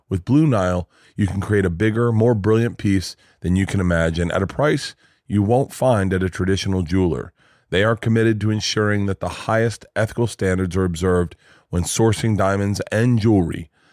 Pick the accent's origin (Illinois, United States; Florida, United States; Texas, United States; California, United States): Florida, United States; moved away; also born or lived in New York